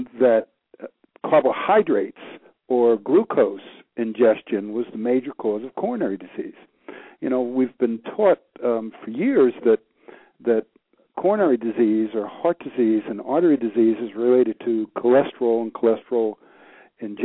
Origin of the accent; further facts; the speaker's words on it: Peekskill, New York, United States; moved away as an adult; now in Hilton Head Island, United States; I was born and raised in New York, practiced in New York for about 15 years